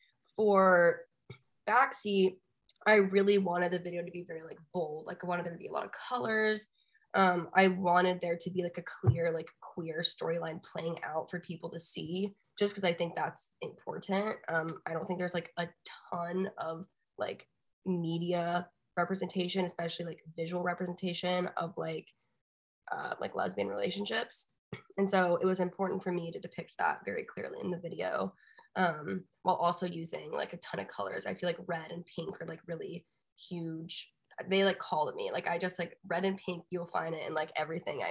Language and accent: English; Austin, Texas, United States; the sound that I grew up in growing up in Austin